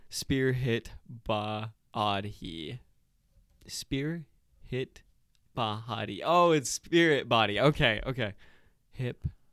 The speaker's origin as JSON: {"language": "English", "region": "South Carolina", "country": "United States", "moved": "yes", "lives_now": "Utah, United States", "said": "I'm originally from South Carolina"}